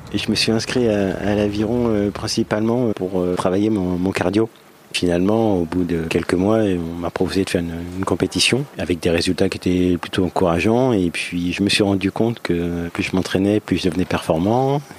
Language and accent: French; La Celle-Saint-Cloud, Île-de-France, France; Je suis né à la Salle-Saint-Cloud, en région parisienne.